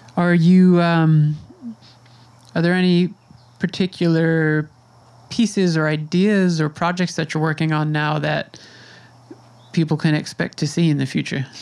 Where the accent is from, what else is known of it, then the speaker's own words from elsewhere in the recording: Suffolk County, New York, United States; I grew up in Suffolk in a place that to me felt very conservative